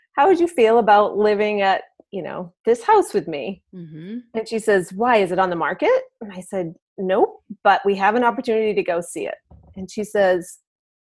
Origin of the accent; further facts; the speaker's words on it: Maine, United States; I'm from Maine